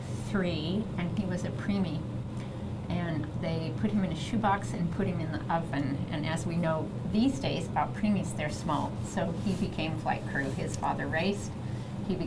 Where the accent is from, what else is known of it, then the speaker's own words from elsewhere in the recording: Colorado, United States; Growing up in Colorado, of course, a lot of Western influence.